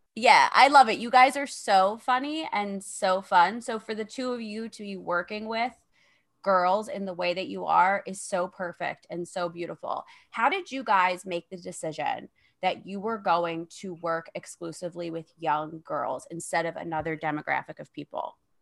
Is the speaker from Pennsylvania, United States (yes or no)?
yes; Philadelphia, Pennsylvania, United States; I'm from Philadelphia, so it's a lot of crime, a lot of juvenile crime